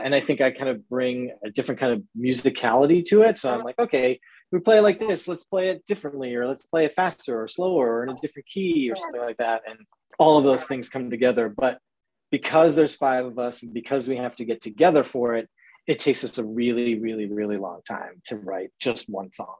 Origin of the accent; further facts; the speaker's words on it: New England, United States; growing up in the New England area